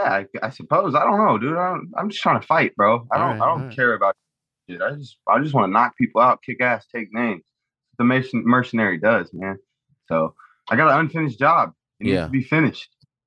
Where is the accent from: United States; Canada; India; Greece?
India; Mumbai, Maharashtra; Drip. I'm from Bombay.